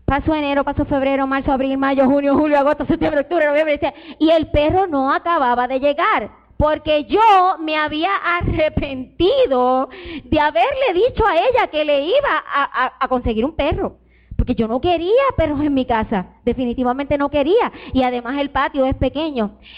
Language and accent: Spanish; Puerto Rico; moved away; Mi hija Sara, cuando nosotros nos vinimos de Puerto Rico para acá, ella pasó por un trago bien difícil